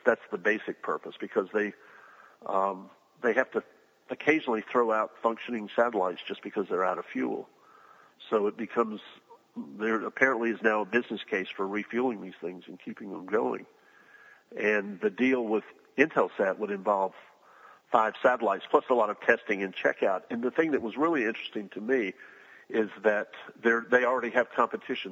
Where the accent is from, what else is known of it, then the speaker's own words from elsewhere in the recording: Huntsville, Alabama, United States; I'm from Huntsville, Alabama